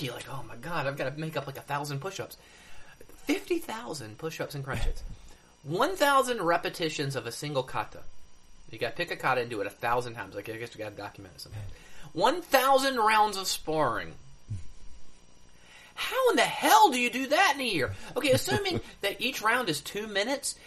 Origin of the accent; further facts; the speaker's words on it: United States; I'm an American